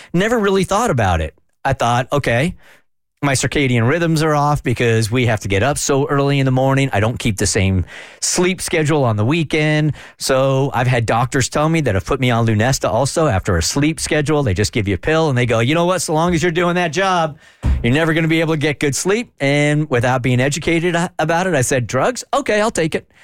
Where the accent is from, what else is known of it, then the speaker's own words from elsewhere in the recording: California, United States; I grew up in California, as an undersized kid